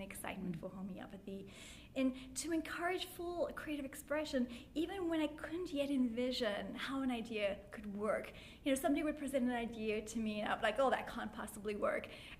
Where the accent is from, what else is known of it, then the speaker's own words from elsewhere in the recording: South Africa; also born or lived in London; now in United States; I'm actually from South Africa, and after practicing in South Africa and London and then moving to the United States